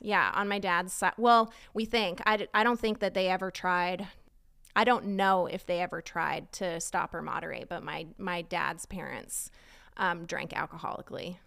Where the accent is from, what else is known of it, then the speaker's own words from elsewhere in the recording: Southern California, United States; moved away as an adult; now in Texas, United States; I grew up in California, um, in Southern California